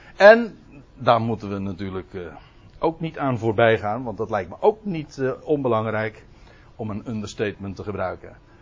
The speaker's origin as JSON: {"language": "Dutch", "region": "South Holland", "country": "Netherlands", "said": "Zuid-Holland. Maar daar hoor ik zelf dus bij"}